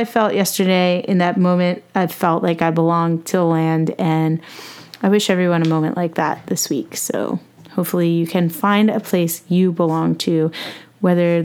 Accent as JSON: {"language": "English", "country": "United States", "said": "I'm an American"}